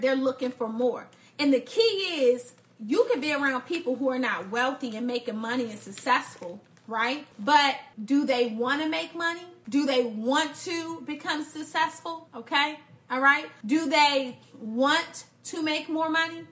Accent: Washington, District of Columbia, United States; I grew up in Northeast DC.

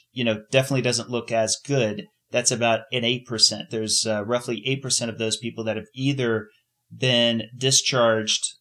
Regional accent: United States; Speaking as an American

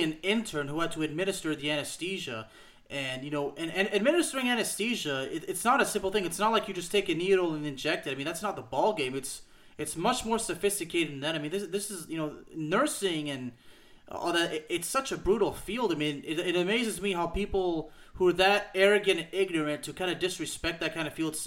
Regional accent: Lyon, Auvergne-Rhône-Alpes, France; Lyon is my hometown

